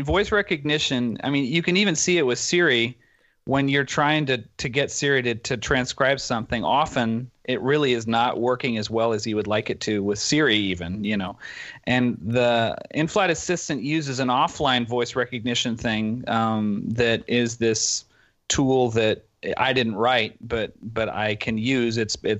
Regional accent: Dortmund, North Rhine-Westphalia, Germany; English is a second language; now in Berlin, Germany; And then we grew up in Dortmund, Germany, which is kind of west, central west Germany. And then when I graduated from high school, I moved to Berlin and studied computer science there.

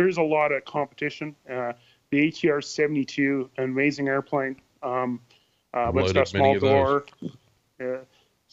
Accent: Hay River, Northwest Territories, Canada; growing up in Hay River

